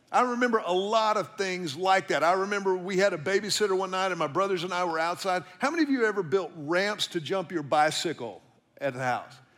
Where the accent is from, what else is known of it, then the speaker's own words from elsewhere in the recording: Houston, Texas, United States; now in Austin, United States; seventy-seven eleven Pagewood is the house that I grew up in in Houston.